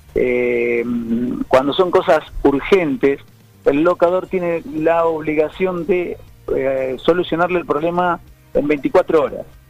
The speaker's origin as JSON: {"language": "Spanish", "country": "Argentina", "said": "soy argentino y amo mi patria"}